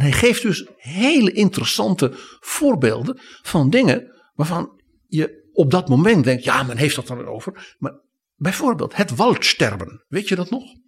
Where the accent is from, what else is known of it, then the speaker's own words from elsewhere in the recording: Netherlands; wij als Nederlanders